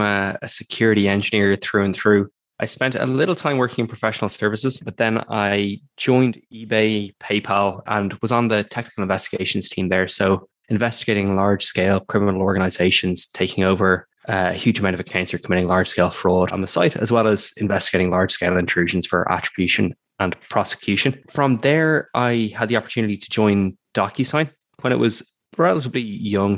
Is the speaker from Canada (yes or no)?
no; Ireland; I'm also from Ireland